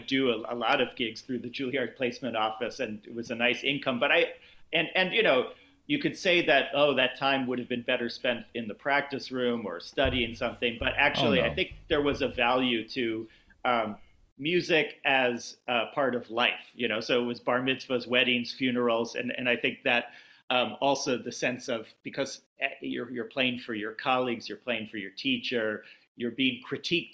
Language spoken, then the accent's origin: English; Long Island, New York, United States; I grew up on Long Island